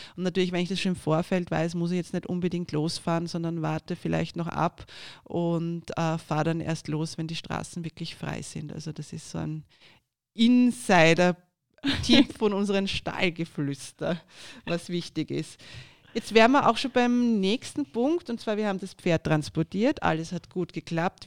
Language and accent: German; Austria; bei uns in Österreich